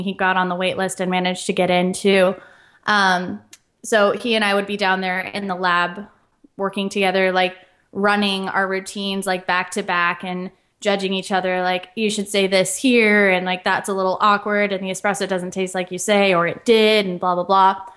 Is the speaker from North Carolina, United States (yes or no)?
no; Central Oregon, United States; moved away as an adult; now in Portland, United States; I grew up in a small town in Central Oregon